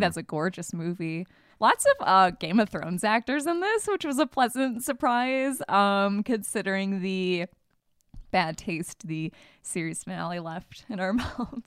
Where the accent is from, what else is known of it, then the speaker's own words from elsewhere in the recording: Michigan, United States; moved away; we're from Michigan.